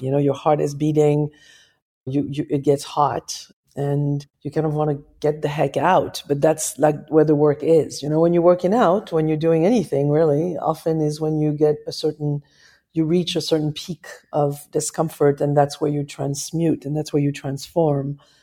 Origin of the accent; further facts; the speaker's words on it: Paris, Île-de-France, France; moved away; I'm from Paris